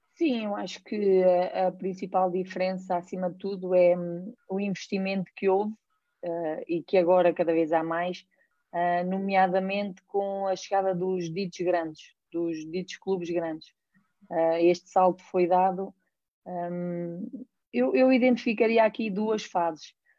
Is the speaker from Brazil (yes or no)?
no; Pedrógão Grande, Leiria District, Portugal; sou natural de Pedrógão